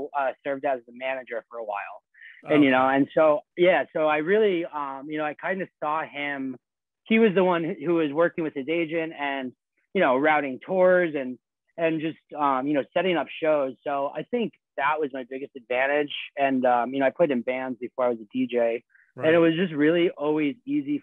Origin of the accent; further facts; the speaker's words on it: Boston, Massachusetts, United States; I'm from Boston.